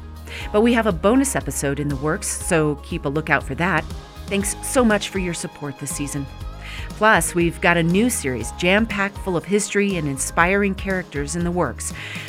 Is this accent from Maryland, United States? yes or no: no; North Park, Colorado, United States; Growing up in North Park, Colorado, we never learned about the indigenous people who hunted our mountains or the silver miners who settled there.